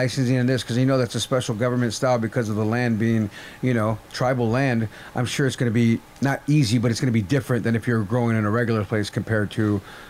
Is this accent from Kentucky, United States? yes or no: no; Nebraska, United States; Dope. I'm Winnebago from Nebraska.